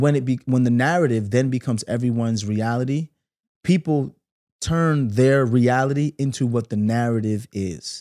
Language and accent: English; New York City, New York, United States; growing up in Brooklyn